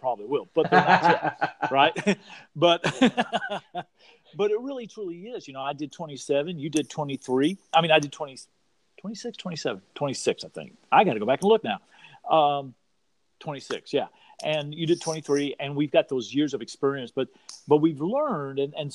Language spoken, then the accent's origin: English; Texas, United States; I'm from Texas